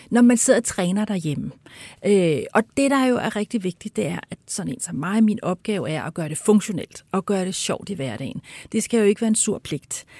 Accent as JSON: {"language": "Danish", "country": "Denmark", "said": "som danskere jo, altså vi er ja. jo i forvejen, er vi virkelig mumlende"}